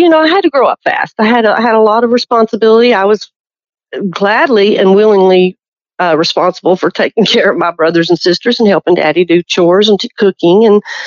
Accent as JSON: {"language": "English", "town": "Broken Bow", "region": "Oklahoma", "country": "United States", "also_born_or_lived": "Golden, Oklahoma / De Queen, Arkansas / Kentucky / Tennessee", "moved": "as an adult", "lives_now": "New Hampshire, United States", "said": "I'm from Broken Bow"}